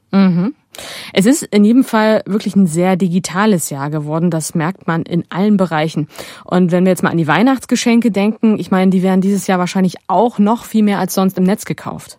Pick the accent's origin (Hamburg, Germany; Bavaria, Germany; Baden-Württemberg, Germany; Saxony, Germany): Saxony, Germany; Aue; Ich komme ja aus Aue im Erzgebirge